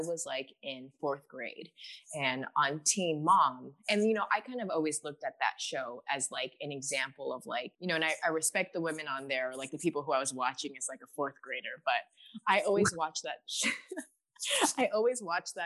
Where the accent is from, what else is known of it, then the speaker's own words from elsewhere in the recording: Alaska, United States; moved away as an adult; also born or lived in Hawaii / Fargo, North Dakota; I'm from Alaska.